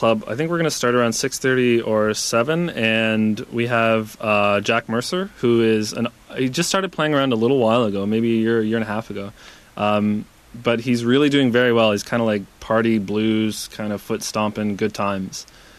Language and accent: English; Toronto, Ontario, Canada; now in Vancouver, Canada; we're both from Toronto